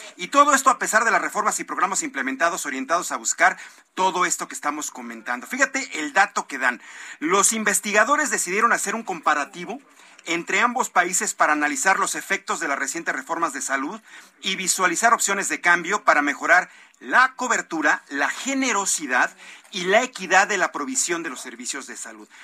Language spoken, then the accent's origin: Spanish; Mexico; Aquí en nuestro país